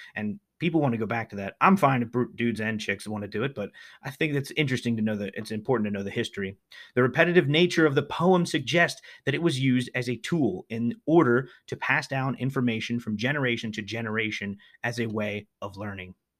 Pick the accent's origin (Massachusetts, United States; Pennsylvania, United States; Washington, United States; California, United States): Pennsylvania, United States; They are legendary here in my home state. We Pennsylvanians are mighty proud of Yinglings